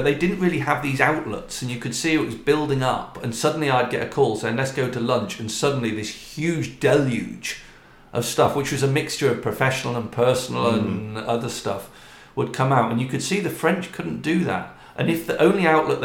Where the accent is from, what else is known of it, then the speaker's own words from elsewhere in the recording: United Kingdom; moved away; we're British or because we're expats